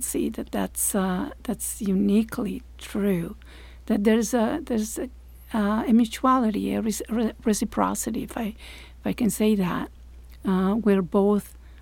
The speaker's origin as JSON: {"language": "English", "country": "Italy", "tie": "born or raised there", "also_born_or_lived": "Maine / Florida", "second_language": "English", "moved": "as an adult", "lives_now": "United States", "said": "Italy, which is my home country, where I come from."}